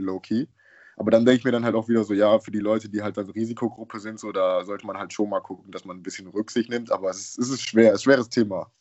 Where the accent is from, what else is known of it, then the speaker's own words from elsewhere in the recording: Düsseldorf, North Rhine-Westphalia, Germany; also born or lived in Haiti / Würzburg / Munich; ich komme aus Düsseldorf